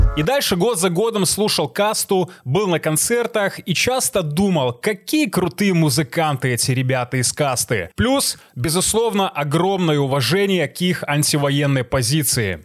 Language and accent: Russian; Belarus; я белорус, сценарист, атлет и стоик